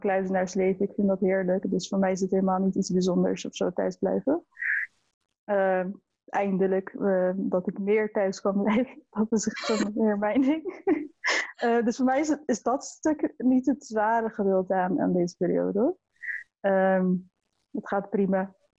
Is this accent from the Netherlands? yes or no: yes; Maassluis, South Holland, Netherlands; also born or lived in Leiden; ik kom uit Maasluis.